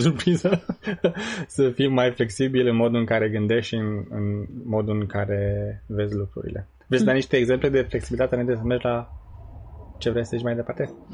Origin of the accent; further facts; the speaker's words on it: Săliște, Sibiu County, Romania; moved away as an adult; now in United States; noi venim din România, care este uh, din Săliște